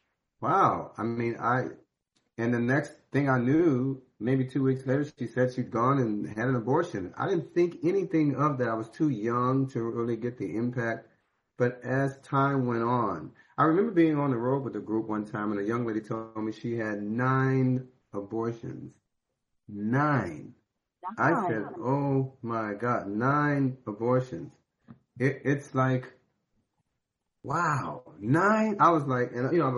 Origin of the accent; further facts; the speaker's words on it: St. Louis, Missouri, United States; I was born in St. Louis